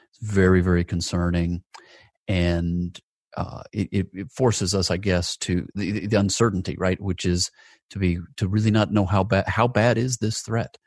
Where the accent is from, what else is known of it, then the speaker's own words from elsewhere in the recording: Atlanta, Georgia, United States; my hometown of, of Atlanta, Georgia